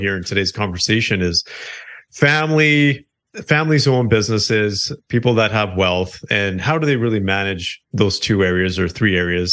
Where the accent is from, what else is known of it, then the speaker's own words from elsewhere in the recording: close to Toronto, Ontario, Canada; we're both Canadian. I'm on the more of the eastern side in Ontario, out close to Toronto